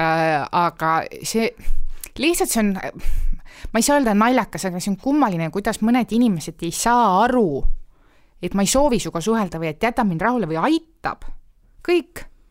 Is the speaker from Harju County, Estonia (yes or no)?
yes; Nõmme, Harju County, Estonia; Nõmmele tegelikult need, noh, mu kodukandis